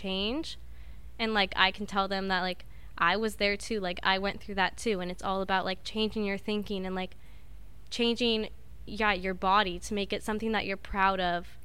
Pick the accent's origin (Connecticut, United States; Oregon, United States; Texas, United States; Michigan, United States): Oregon, United States; Grants Pass; moved away as an adult; also born or lived in Southern California; Southern Oregon, from, like, the boonies.